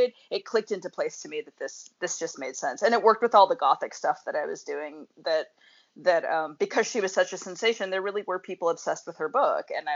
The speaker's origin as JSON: {"language": "English", "region": "Montana", "country": "United States", "said": "I'm from Montana"}